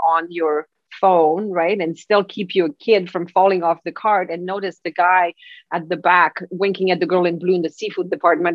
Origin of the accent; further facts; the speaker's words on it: Quebec City, Quebec, Canada; moved away; I am from Quebec City, uh, so there are huge families of Plamondon back there.